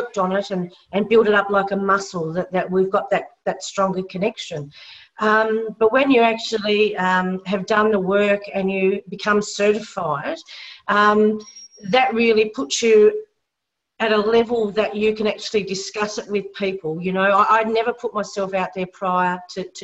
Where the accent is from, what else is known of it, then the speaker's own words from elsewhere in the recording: Tasmania, Australia; I'm from Tassie, we're into the AFL football